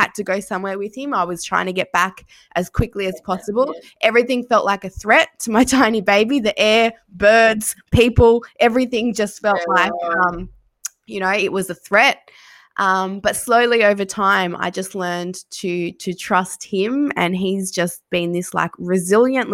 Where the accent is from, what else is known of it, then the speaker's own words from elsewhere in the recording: Sydney, New South Wales, Australia; moved away as an adult; now in Geelong, Australia; I'm from Sydney. I don't have family here.